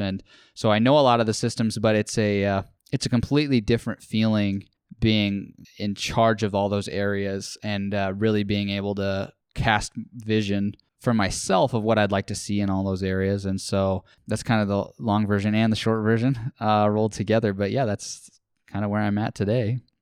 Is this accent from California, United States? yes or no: no; Saint Charles, Iowa, United States; also born or lived in Indianola, Iowa; I grew up in Saint Charles